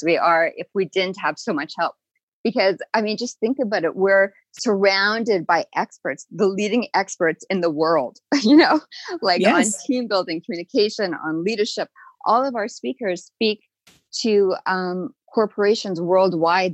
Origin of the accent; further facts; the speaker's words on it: Winnipeg, Manitoba, Canada; I grew up in Winnipeg